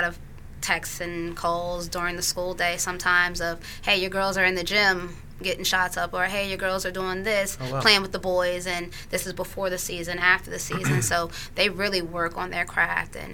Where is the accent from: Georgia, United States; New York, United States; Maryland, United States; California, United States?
Maryland, United States; Great Mills; I grew up in the Wiesner era at Great Mill, so Great Mills alumni